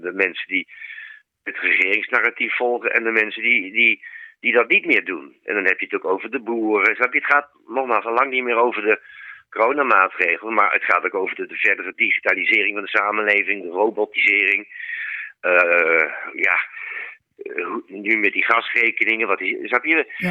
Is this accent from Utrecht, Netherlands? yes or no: yes; Utrecht, Netherlands; Ik kom dan zelf uit Utrecht, daar heb ik het zien ontstaan